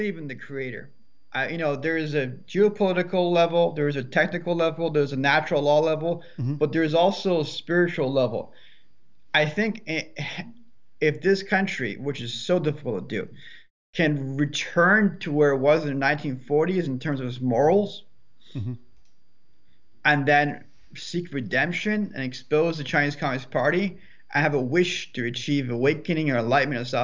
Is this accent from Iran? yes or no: yes; Iran; now in United States; I was born there.